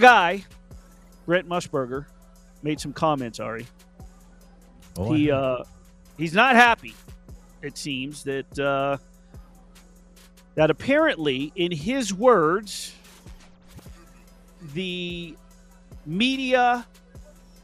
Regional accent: Las Vegas, Nevada, United States; the 70s and 80s and growing up in Las Vegas

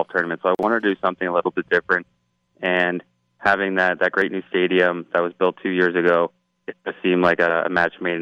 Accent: Toronto, Ontario, Canada; growing up in Toronto, for me and my older brothers, it was always hockey, lacrosse

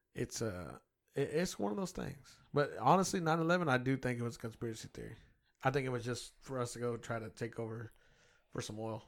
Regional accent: United States; I grew up in America where my guns were welcome

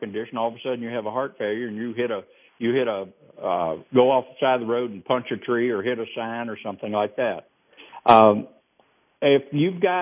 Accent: the South, United States; I'm from the South.

